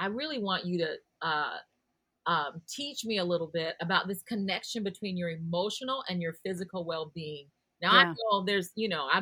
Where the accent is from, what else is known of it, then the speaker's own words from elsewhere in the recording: Midwest, United States; I'm a Midwesterner